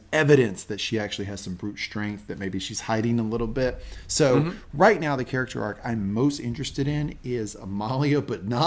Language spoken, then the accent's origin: English; the South, United States; I grew up in the South